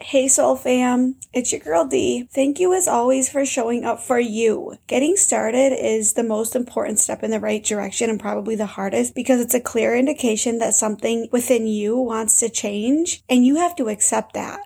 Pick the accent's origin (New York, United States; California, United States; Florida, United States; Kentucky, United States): New York, United States; Chautauqua County; my hometown of Chautauqua County